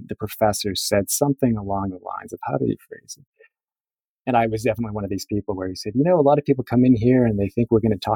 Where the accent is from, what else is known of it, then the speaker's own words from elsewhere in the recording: Cape Cod, Massachusetts, United States; moved away; I grew up on the Cape, you know, very sort of environmentally aware and conscious.